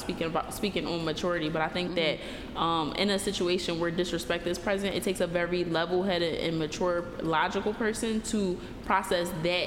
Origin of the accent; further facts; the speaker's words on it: Philadelphia, Pennsylvania, United States; I'm from Philly